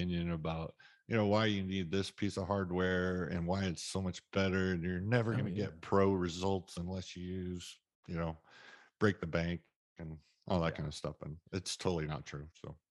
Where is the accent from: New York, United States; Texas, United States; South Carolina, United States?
Texas, United States